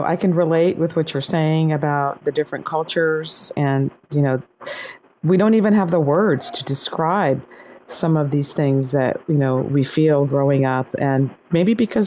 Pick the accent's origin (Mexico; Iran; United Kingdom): Iran; moved away; also born or lived in Laguna Beach, California, United States; I grew up in Iran